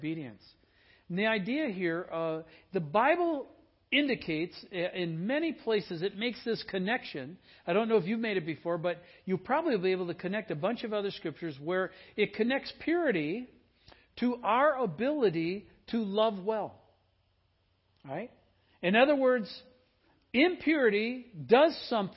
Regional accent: Midwest, United States; growing up in the Midwest

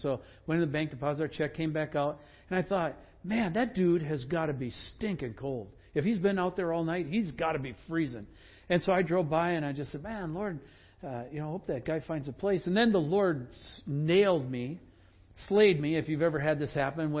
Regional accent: Sugar Bush, Wisconsin, United States; moved away; I grew up in Sugar Bush

